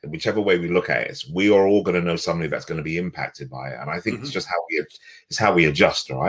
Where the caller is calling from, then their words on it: Radlett, East of England, United Kingdom; So I'm in a little village called Radlett, which is about between, if people know where St. Albans or Watford is, just out in Hertfordshire